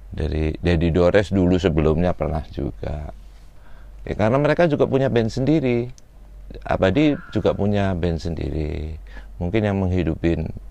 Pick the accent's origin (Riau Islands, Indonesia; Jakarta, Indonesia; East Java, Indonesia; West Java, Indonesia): East Java, Indonesia; Malang; moved away; saya dari Malang